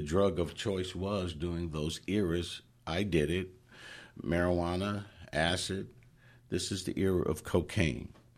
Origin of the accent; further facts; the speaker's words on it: Oakland, California, United States; I grew up in Oakland